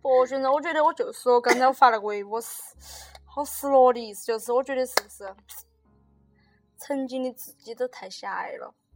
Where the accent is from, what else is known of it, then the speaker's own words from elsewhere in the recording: Sichuan, China; accent: Sichuanese; 我们说四川话能听得懂吧？